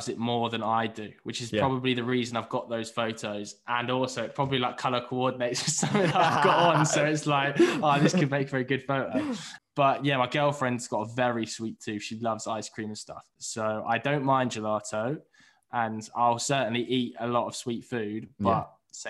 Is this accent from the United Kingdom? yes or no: yes; London, United Kingdom; But maybe that's just because I'm from London.